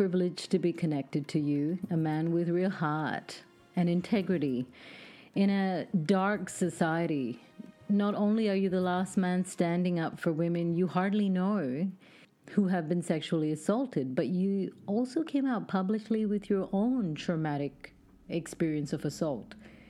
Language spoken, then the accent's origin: English; Pakistan; born or raised there